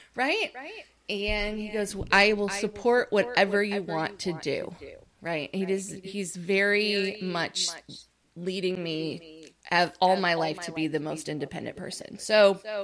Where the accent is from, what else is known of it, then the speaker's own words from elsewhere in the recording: upstate New York, United States; moved away as an adult; now in Orlando, United States; I'm from the United States, I was living in New York, upstate and I moved down here to Orlando, Florida